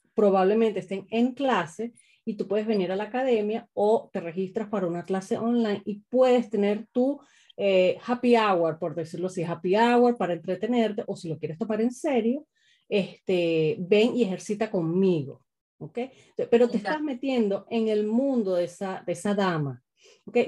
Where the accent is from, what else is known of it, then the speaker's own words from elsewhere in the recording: Caracas, Capital District, Venezuela; Yo soy de Caracas también